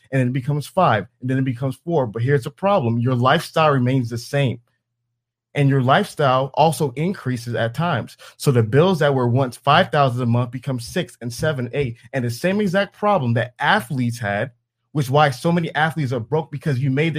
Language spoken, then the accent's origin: English; Atlanta, Georgia, United States; I'm from Atlanta